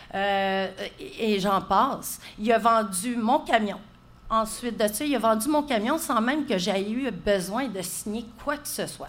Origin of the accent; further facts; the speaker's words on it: Gatineau, Quebec, Canada; moved away as an adult; also born or lived in Saint-Colomban; moi, je viens de Gatineau.